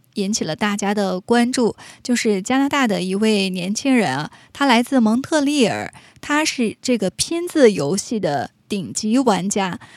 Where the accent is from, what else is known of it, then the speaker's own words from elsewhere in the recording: China; 我们中国人也讲求这个精气神儿啊